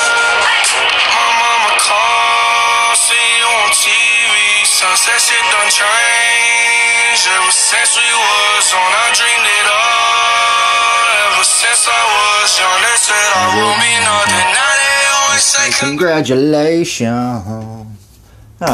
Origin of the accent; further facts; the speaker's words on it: Texas, United States; I'm from Texas